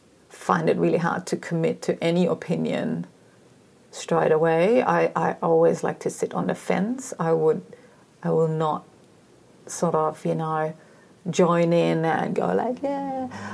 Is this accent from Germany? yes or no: yes; East Germany, Germany; moved away; growing up in East Germany.